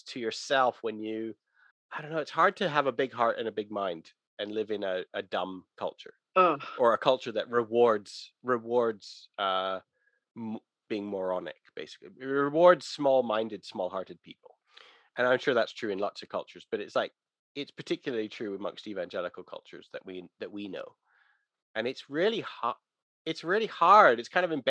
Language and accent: English; Vancouver, British Columbia, Canada; moved away; I was born in Vancouver